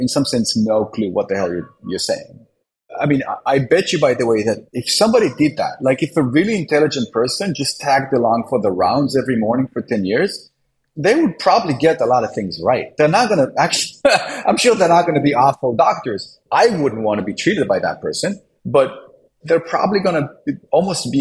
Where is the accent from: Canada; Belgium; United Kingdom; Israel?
Israel; now in United States; I was born in Israel